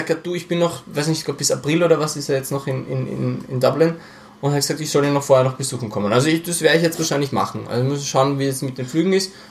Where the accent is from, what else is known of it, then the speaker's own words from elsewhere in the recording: Austria; ich bin zwar in Österreich aufgewachsen, aber ich habe überhaupt keine Beziehung zu Österreich.